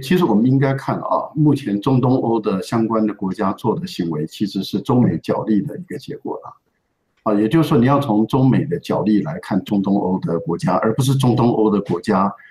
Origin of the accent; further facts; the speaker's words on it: Taiwan; 我们台湾人也很错愕